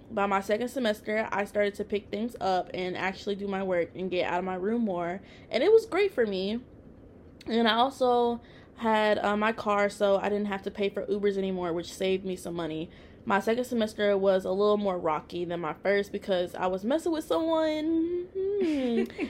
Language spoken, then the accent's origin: English; Tennessee, United States; now in Texas, United States; I'm originally from Tennessee